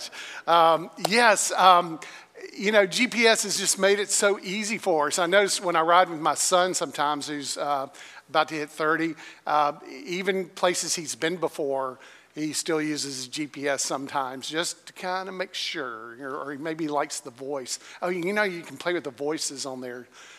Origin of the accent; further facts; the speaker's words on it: Greensboro, North Carolina, United States; North Carolina, which was where I grew up in Greensboro, North Carolina